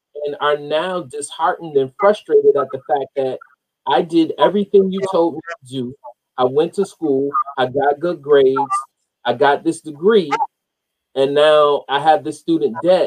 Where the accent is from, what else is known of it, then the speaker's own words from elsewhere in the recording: Rochester, New York, United States; I grew up in Rochester, New York